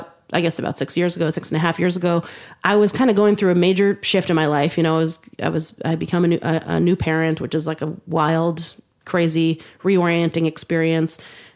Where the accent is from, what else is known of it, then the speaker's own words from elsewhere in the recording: Westchester County, New York, United States; I grew up in Westchester County, suburbs of New York City, about 45 minutes north of Manhattan. And I grew up in a musical family.